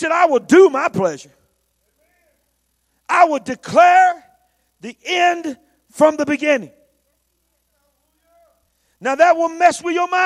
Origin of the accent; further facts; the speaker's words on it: United States; I'm an American